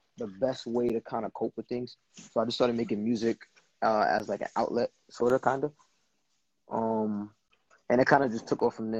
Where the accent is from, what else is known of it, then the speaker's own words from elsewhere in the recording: New York City, New York, United States; now in Puerto Rico; I'm from Brooklyn, New York. My whole family's from Brooklyn, born and raised in Brooklyn. I wish I knew where my parents were from. I don't.